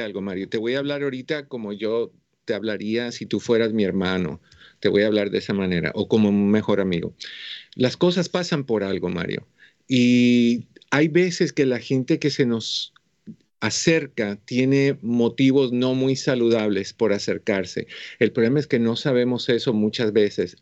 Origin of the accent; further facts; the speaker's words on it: Cuba; moved away; Yo soy cubano